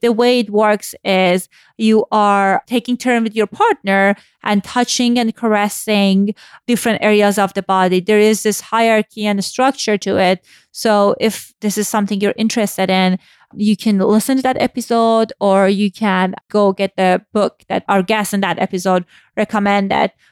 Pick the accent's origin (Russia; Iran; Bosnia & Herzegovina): Iran; moved away; I grew up in Iran post-Islamic Revolution